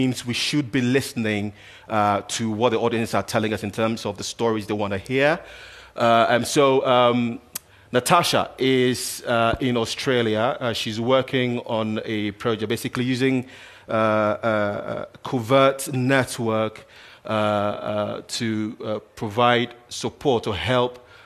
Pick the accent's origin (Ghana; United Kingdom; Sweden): Ghana; I'm from Ghana, so I like to cite a lot of these examples as well